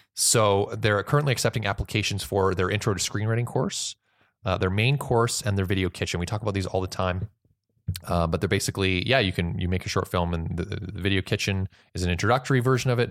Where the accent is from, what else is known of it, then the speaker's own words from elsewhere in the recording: Canada; I'm just so proud as Canadian.